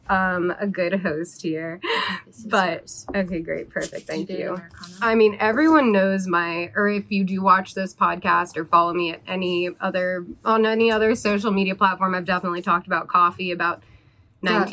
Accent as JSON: {"language": "English", "region": "East Coast", "country": "United States", "moved": "yes", "lives_now": "Los Angeles, United States", "said": "I'm from the East Coast originally as well"}